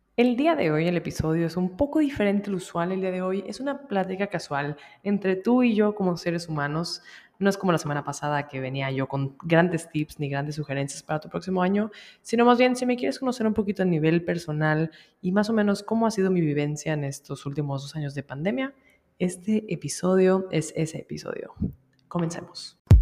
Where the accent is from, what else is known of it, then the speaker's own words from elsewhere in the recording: Monterrey, Nuevo León, Mexico; moved away as an adult; also born or lived in Mexico City; regresé aquí a Monterrey